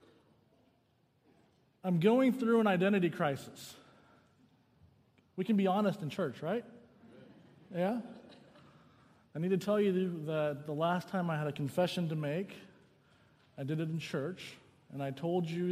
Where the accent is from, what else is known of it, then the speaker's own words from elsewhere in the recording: the South, United States; moved away as an adult; also born or lived in Southern California; now in California, United States; I grew up in the South